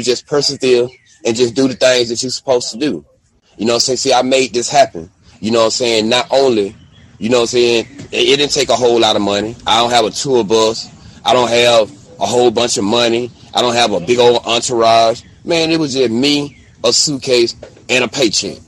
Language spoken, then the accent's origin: English; Albany, Georgia, United States; also born or lived in Texas; now in Austin, United States; I'm broadcasting now from Albany, Georgia